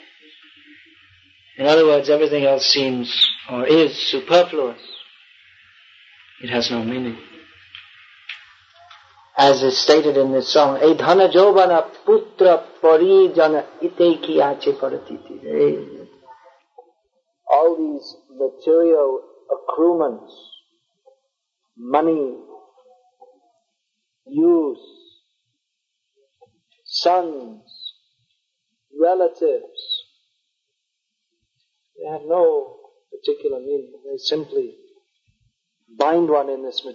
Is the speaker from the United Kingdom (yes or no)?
yes; London, United Kingdom; moved away; I'm from London.